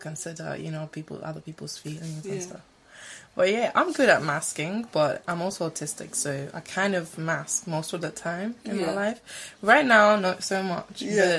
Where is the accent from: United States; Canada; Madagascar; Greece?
Greece; Alexandroupolis, East Macedonia and Thrace; moved away as an adult; now in London, United Kingdom; I am from Greece, and I'm from a place called Alexandroupolis.